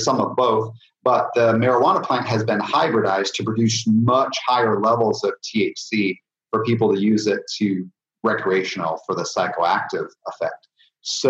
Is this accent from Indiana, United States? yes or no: yes; Indiana, United States; I'm from Indiana, so we have a lot of corn growing right now here